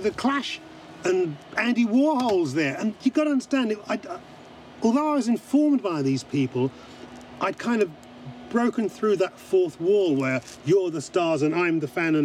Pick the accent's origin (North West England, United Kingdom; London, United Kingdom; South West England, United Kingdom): London, United Kingdom; I come from Brixton. I'm a South Londoner.